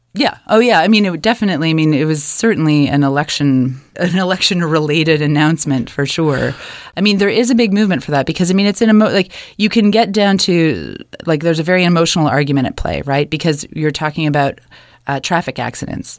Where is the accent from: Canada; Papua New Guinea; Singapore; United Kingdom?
Canada; Kitchener, Ontario; moved away as an adult; now in Halifax, Canada; I grew up in Kitchener, Ontario